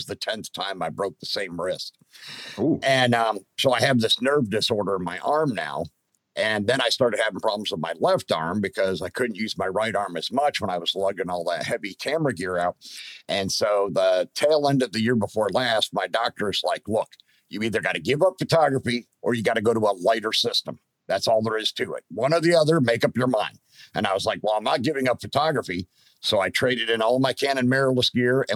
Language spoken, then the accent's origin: English; Pennsylvania, United States; moved away; my home state of Pennsylvania